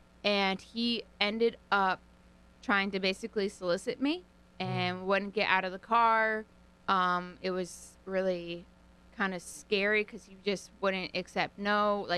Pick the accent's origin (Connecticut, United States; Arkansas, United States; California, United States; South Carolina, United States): Connecticut, United States; North Haven; also born or lived in Memphis; I lived in Memphis. I grew up in North Haven, but then I went to the University of Memphis.